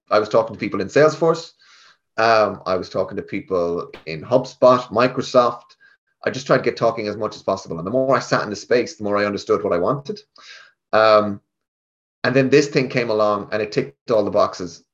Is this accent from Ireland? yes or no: yes; Galway, Connacht, Ireland; now in Dublin, Ireland; I'm from Galway I'm from the west of Ireland I came up to Dublin